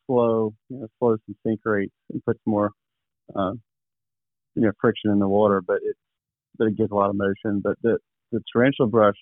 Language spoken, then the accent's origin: English; Goochland, Virginia, United States; I'm in central Virginia, right outside of Richmond, west of Richmond a little ways, in between Richmond and Charlottesville, a little town called Goochland, and Goochland's bordered on the southern county line by the James River. So I was raised in the James River, smallmouth fishing.